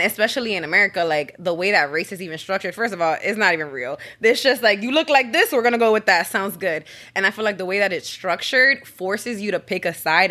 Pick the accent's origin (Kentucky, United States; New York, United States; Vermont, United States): New York, United States; New York City; I'm originally from the Bronx, New York, right by Yankee Stadium. So that's what we rep.